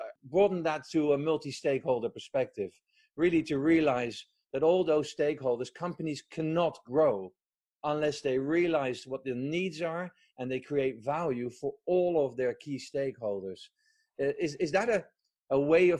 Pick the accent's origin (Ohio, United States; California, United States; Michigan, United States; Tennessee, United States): California, United States; Berkeley; now in Woodstock, United States; I was born in Berkeley in 65